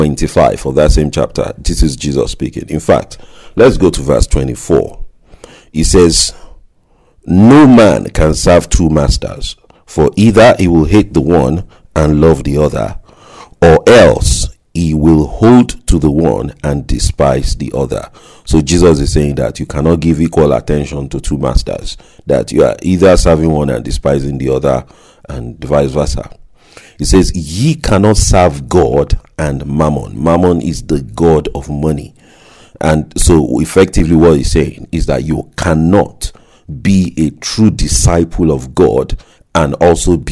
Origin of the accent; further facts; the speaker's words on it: Nigeria; growing up in Nigeria